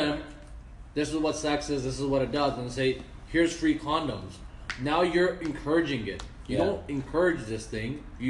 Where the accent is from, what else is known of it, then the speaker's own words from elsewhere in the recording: Toronto, Ontario, Canada; while I was born and raised in Toronto, why do I have to follow the ways of how my parents were raised?